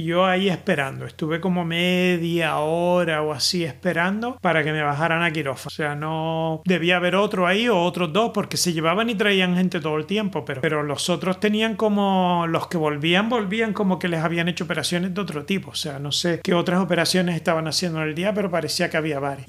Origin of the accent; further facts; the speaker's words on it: Spain; now in Netherlands; yo soy español